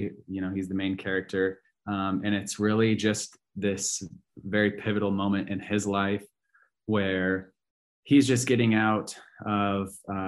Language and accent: English; Carroll, Iowa, United States; I'm from Carroll, Iowa, Western Iowa.